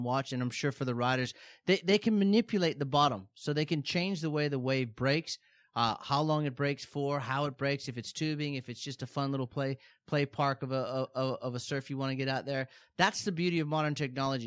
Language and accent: English; Hawaii, United States; growing up in Hawaii